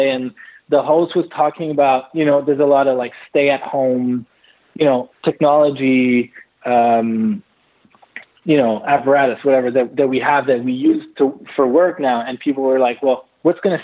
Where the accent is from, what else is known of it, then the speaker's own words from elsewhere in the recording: Montreal, Quebec, Canada; also born or lived in Los Angeles; growing up in Montreal